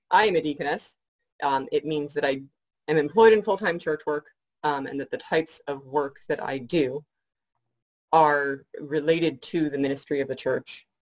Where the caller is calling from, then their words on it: Shepparton, Victoria, Australia; coming to you um, from my home in Shepparton, Victoria, still working from home under government orders.